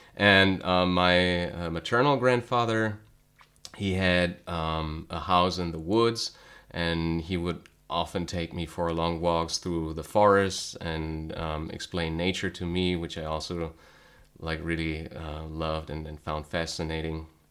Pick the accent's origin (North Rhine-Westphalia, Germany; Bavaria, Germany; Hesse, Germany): North Rhine-Westphalia, Germany; also born or lived in Cologne; I was born, uh, and then later raised in, um, a small town in North Rhine-Westphalia, which is in the west of Germany